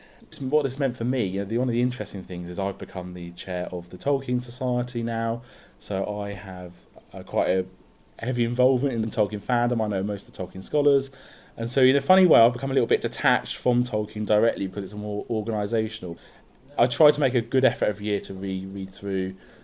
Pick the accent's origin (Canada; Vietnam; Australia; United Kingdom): United Kingdom; South East England; I'm 31 and I'm from Sussex in the UK.